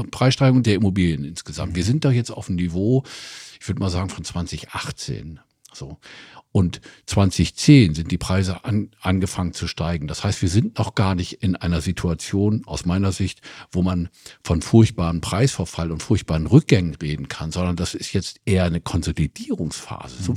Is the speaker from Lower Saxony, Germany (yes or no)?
yes; Oldenburg, Lower Saxony, Germany; ich komme aus Oldenburg